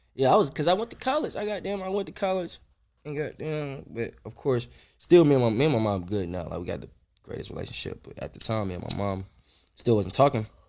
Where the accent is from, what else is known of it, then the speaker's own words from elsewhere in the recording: North Carolina, United States; moved away as an adult; also born or lived in Atlanta / Nashville; I ain't lived in North Carolina in a minute